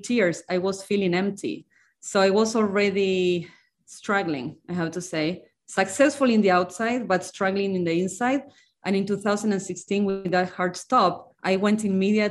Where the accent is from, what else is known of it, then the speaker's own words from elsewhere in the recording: Argentina; moved away as an adult; now in United States; I'm from Argentina, came to the US 20 years ago. I'm from a very small town in Argentina